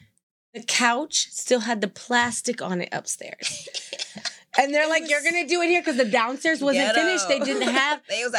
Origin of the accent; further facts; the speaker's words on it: Arkansas, United States; I'm from Arkansas